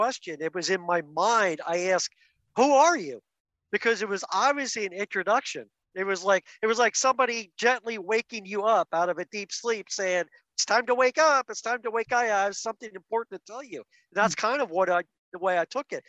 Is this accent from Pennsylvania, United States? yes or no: yes; outside of Philadelphia, Pennsylvania, United States; I was raised outside of Philadelphia as Mennonite.